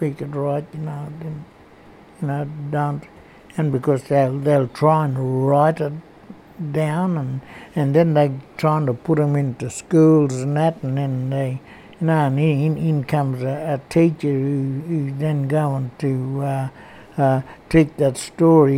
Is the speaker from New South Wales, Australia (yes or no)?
yes; Bega, New South Wales, Australia; also born or lived in Orbost / Dimboola; I grew up around Bega, Orbis, and then down around Druman, and then way over in Dimboola way